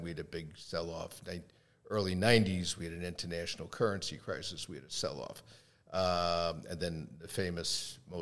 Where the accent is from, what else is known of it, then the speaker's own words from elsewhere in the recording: Long Island, New York, United States; also born or lived in Queens, New York; I was born in Queens, raised on Long Island.